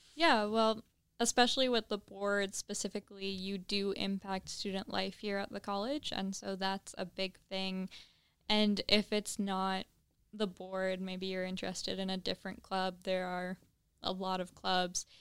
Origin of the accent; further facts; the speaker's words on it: Trenton, Ontario, Canada; moved away as an adult; now in Kingston, Canada; I'm from Trenton.